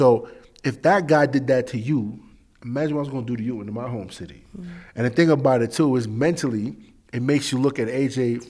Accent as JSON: {"language": "English", "region": "England", "country": "United Kingdom", "said": "I'm from England. I hear it all the time."}